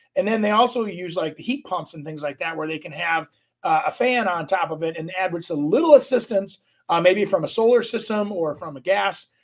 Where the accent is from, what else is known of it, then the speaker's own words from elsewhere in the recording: Brooklyn Park, Minnesota, United States; As a Minneapolis kid growing up, um, grew up over by kind of Patrick Henry till I was about, I think, seven